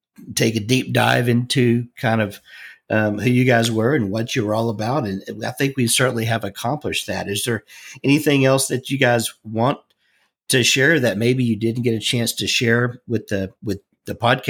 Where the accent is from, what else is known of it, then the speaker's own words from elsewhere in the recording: Houston, Texas, United States; moved away; I was born in Houston